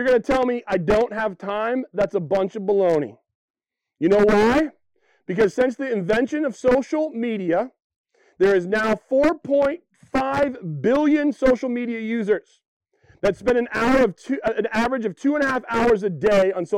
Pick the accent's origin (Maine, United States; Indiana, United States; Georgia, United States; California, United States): Maine, United States; Western; born and raised in Western Maine like me